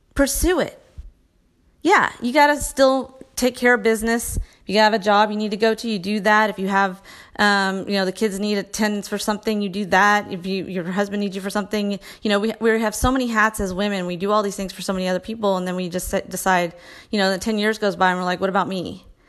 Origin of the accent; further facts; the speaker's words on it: Texas, United States; I'm a mom from Texas